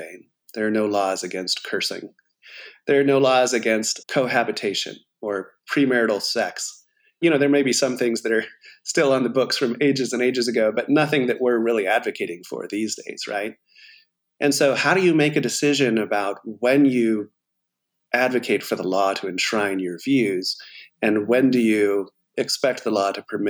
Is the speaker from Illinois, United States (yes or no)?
no; California, United States; moved away as an adult; also born or lived in Atlanta, Georgia / New Jersey / Boston; I grew up in California